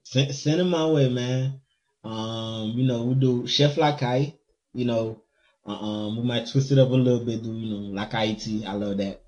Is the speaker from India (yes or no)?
no; Haiti; moved away; growing up in Haiti